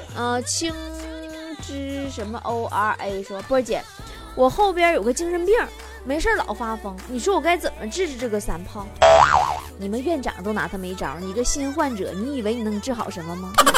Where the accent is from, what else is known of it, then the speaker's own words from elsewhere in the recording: Northeast China, China; 作为一个东北人